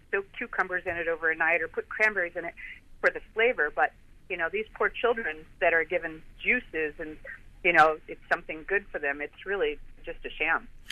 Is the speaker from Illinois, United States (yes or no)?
yes; Chicago, Illinois, United States; now in Clearwater, United States; being from Chicago